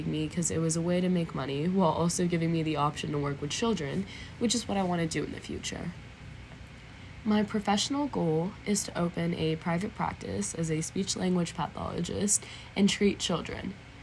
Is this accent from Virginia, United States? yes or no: yes; Northern Virginia, United States; also born or lived in Richmond, Virginia; I was born in Richmond, Virginia, and then moved to Northern Virginia when I was 5